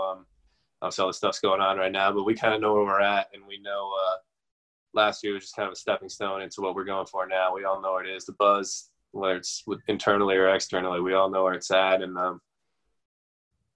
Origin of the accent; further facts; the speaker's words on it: New Jersey, United States; I'm from New Jersey, obviously. I grew up a Giants fan